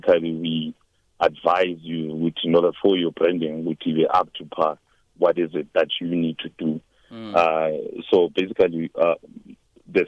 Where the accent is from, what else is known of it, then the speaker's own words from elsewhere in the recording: Embalenhle, Mpumalanga, South Africa; also born or lived in KwaZulu-Natal; Mbalente next to Sekunda. I basically came up here when I was 5. I was originally born in KZN, so I actually grew up here.